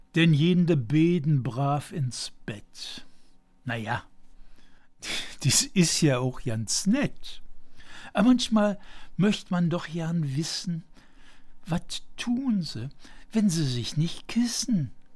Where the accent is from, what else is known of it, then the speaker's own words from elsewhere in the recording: Aachen, North Rhine-Westphalia, Germany; Sehen Sie mir bitte als gebürtigem Aachener nach